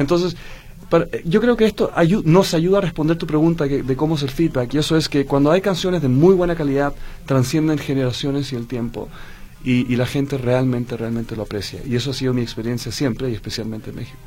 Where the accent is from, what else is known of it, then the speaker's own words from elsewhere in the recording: Santiago, Santiago Metropolitan, Chile; moved away; Yo soy holandés chileno. Okay. Mi madre es holandesa, mi padre era chileno.